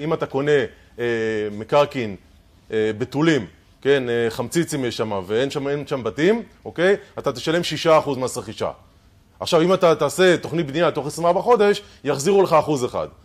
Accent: Israel; אנחנו ישראלים

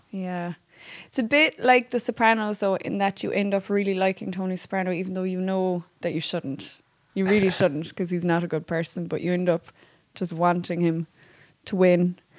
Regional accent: Bantry, Munster, Ireland; we're both from Bantry

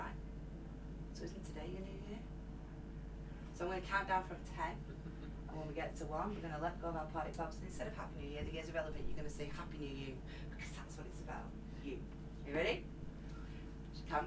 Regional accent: Burnley, North West England, United Kingdom; I'm from Burnley

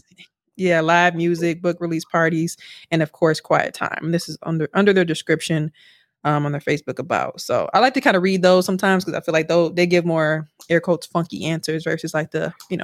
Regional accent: Milwaukee, Wisconsin, United States; here. Like, my mama lived down the street.

